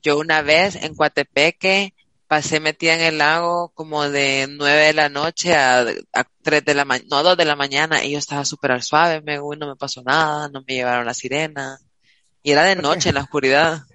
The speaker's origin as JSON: {"language": "Spanish", "country": "El Salvador", "said": "nos las regalaron a los salvadoreños"}